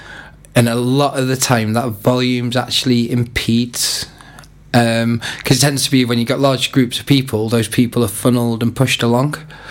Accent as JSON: {"language": "English", "town": "Haverfordwest", "region": "Wales", "country": "United Kingdom", "tie": "born or raised there", "said": "it's my hometown. Halford West is my hometown. It's got a great community."}